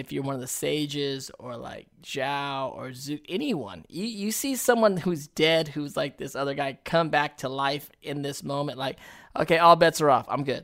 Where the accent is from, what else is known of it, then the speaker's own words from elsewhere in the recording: United States; us as American actors